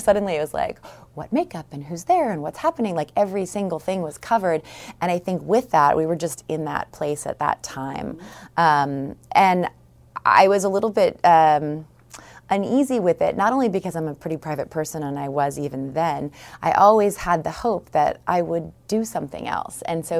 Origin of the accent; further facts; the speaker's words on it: California, United States; I'm from Northern California in the East Bay area of San Francisco.